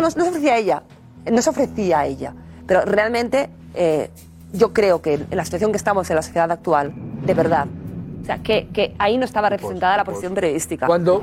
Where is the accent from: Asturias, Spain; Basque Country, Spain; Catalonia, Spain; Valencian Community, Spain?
Catalonia, Spain; Barcelona; estoy feliz en, mi, en mi país, en mi, en mi, eh, En España, ¿Mm? en mi ciudad, Barcelona